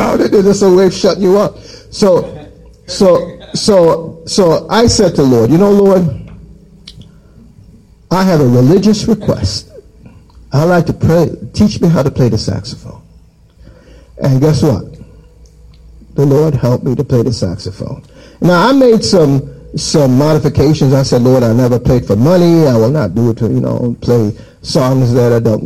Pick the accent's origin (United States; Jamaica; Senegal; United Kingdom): Jamaica; in my childhood, I grew up in Jamaica